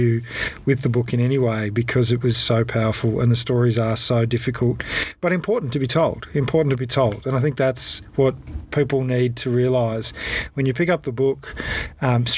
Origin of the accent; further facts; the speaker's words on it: Ballarat, Victoria, Australia; I grew up in and around Ballarat